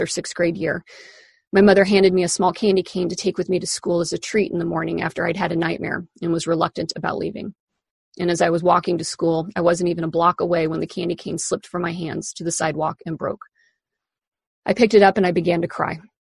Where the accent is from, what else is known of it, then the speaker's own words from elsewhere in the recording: Kansas, United States; moved away as an adult; now in Seattle, United States; In the almost 24 years since I moved away from Kansas to Seattle